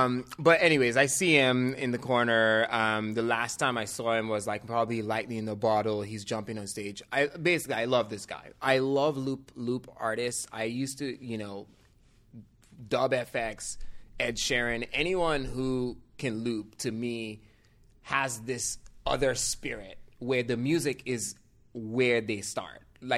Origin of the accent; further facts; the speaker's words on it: Nigeria; now in San Francisco, United States; I'm like, yeah, I'm from Nigeria, but I've lived here long enough now.